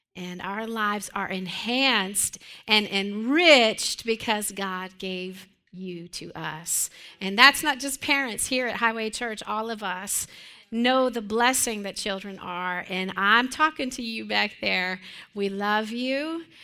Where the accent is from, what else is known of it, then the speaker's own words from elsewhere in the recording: Western Pennsylvania, United States; I grew up in Western Pennsylvania in a church that was built probably in the late 1800s